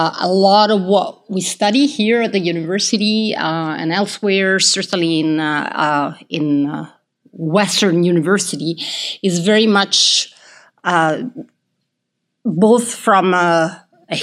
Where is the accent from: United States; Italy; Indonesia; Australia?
Italy; moved away as an adult; also born or lived in United Kingdom; growing up in Italy and then studying in the UK and then teaching here.